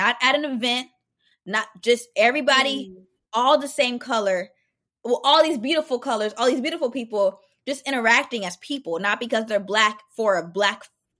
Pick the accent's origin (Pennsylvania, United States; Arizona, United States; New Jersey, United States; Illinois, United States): Arizona, United States; And I was like, oh, this is great, because I'm from Arizona.